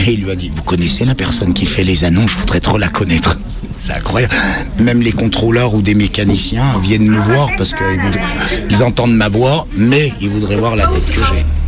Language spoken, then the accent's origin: French; Jura, Bourgogne-Franche-Comté, France; moved away as an adult; now in Lyon, France; Je suis originaire du Jura